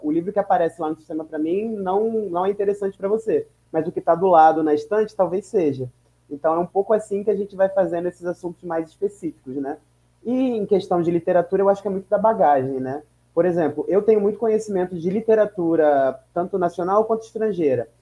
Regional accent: São Gonçalo, Rio de Janeiro, Brazil; now in São Paulo, Brazil; nasci em São Gonçalo

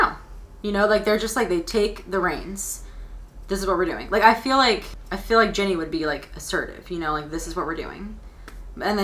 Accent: South Florida, United States; now in Arkansas, United States; I'm from South Florida

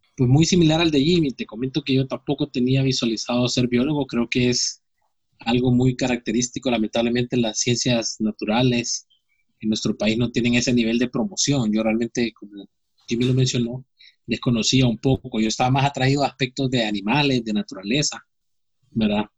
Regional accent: Honduras; nosotros como hondureños

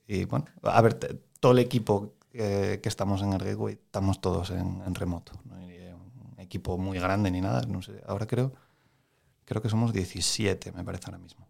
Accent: Moreda, Asturias, Spain; Yo soy de Moreda.

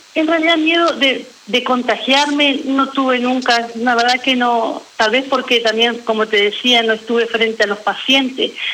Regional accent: Federación, Entre Ríos, Argentina; moved away as an adult; now in Paraná, Argentina; hace 11 años que vivo acá en Paraná porque soy oriunda de Federación Entre Ríos

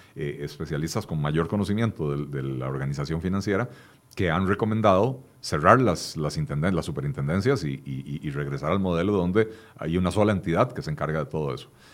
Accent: Costa Rica; somos todos los costarricenses

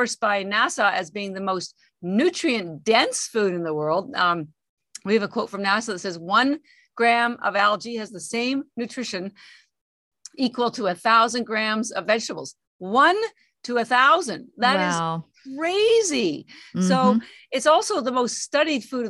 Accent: Canada; moved away as an adult; now in Boston, United States; I'm actually Canadian, although I've lived in Boston for 33 years

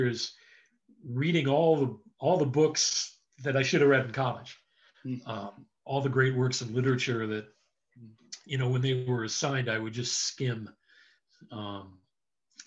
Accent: Southern California, United States; now in Virginia, United States; I grew up in Southern California. Right now I'm living outside Washington, D.C.

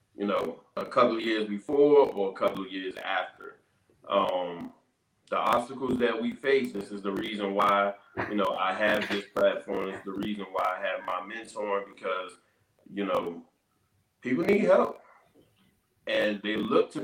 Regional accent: Capitol Heights, Maryland, United States; my community, my own backyard

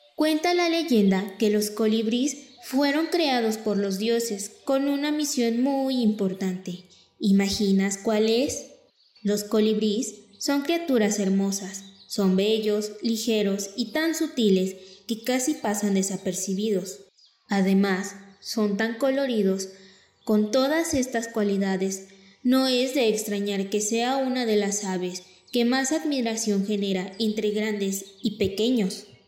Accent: Mexico; nuestra cultura y tradiciones como mexicanos

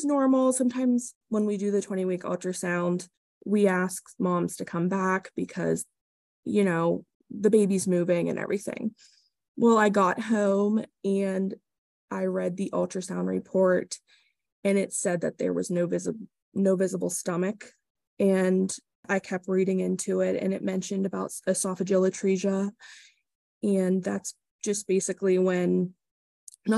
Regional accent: Lilly, Pennsylvania, United States; I'm from Lilly, PA. It's about an hour and a half west from Pittsburgh

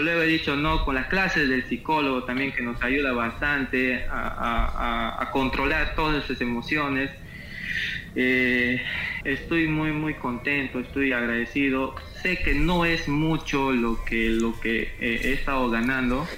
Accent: Quito, Pichincha, Ecuador; moved away as an adult; now in Marcona, Peru; Yo soy de Quito, soy de la ciudad de Quito

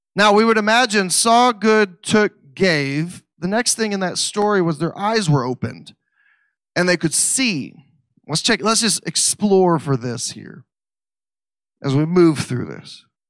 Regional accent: Missouri, United States; I don't know how to pronounce Hebrew words because I'm from Missouri.

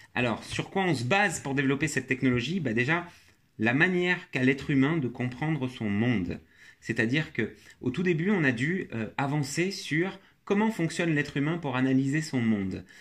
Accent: France; j'ai été élevé en France

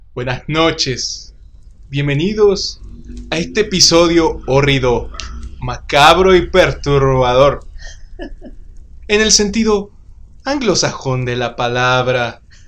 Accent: Uruapan, Michoacán, Mexico; como los mexicanos suruapenses que somos

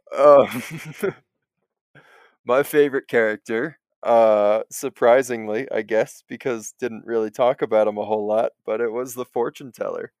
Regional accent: United States; I was born in the United States of America. Um, you'll be surprised to find that I actually currently reside in the United States of America

